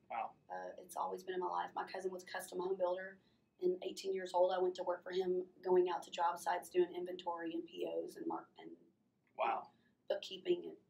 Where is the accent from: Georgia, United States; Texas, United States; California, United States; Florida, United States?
Texas, United States; College Station; Yeah. Um, I am originally from College Station, Bryan College Station, Texas.